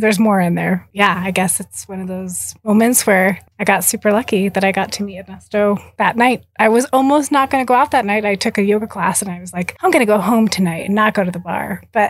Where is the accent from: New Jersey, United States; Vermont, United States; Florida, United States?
New Jersey, United States; moved away as an adult; also born or lived in Seattle, Washington; I'm from Jersey. I'd never been to the West Coast.